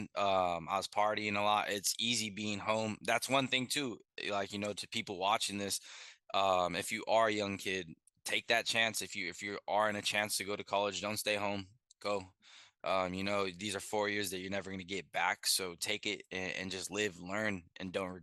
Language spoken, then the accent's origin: English; San Diego, California, United States; I'm born and raised in San Diego, California